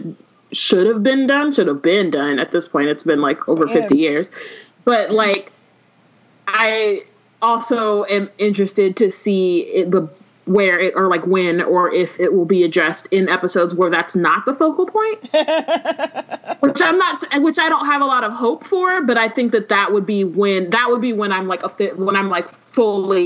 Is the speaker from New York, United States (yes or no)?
no; Oakland, California, United States; I'm from Oakland